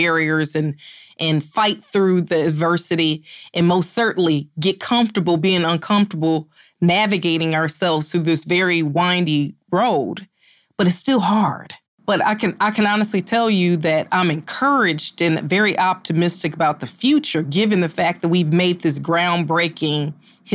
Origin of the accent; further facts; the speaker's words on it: Chicago, Illinois, United States; moved away as an adult; now in Cleveland, United States; I'm born and raised in Chicago